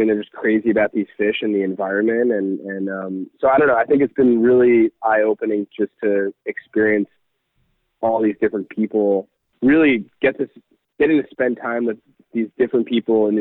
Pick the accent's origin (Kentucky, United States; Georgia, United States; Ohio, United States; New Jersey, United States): New Jersey, United States; also born or lived in Tennessee; I grew up in New Jersey